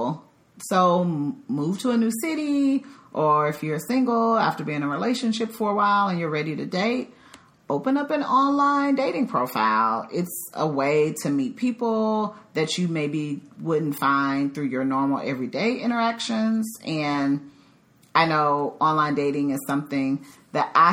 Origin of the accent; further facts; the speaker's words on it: Dallas, Texas, United States; moved away as an adult; also born or lived in Chicago; now in Dallas, United States; I'm originally from the Dallas-Fort Worth area, but I have been gone for 10 years because I lived in Chicago for a little over a decade